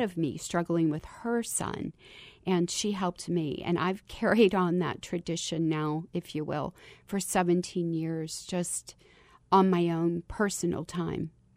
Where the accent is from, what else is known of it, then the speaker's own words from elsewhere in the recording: Kentucky, United States; moved away; as a girl growing up in Kentucky